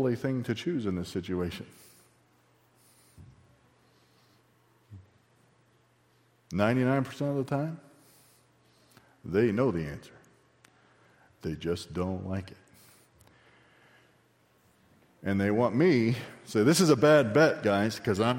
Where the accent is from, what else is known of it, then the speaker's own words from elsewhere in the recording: Texas, United States; accent: Texan; I'm too Texan